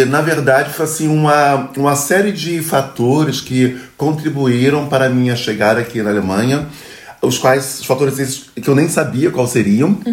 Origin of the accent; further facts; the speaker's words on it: Rio de Janeiro, Brazil; moved away as an adult; also born or lived in Duisburg, Germany; now in Münster, Germany; Sou carioca da gema, adoro o Brasil, adoro o Rio de Janeiro